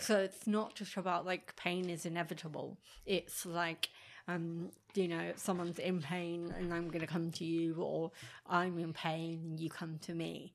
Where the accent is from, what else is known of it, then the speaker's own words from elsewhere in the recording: England, United Kingdom; I'm English and I like English music